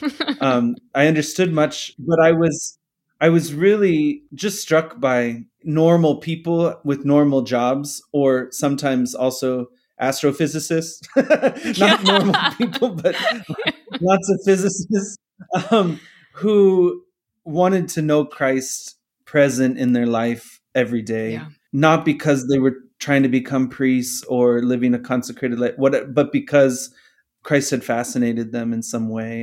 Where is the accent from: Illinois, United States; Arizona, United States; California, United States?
Arizona, United States; Phoenix; I'm from here, grew up here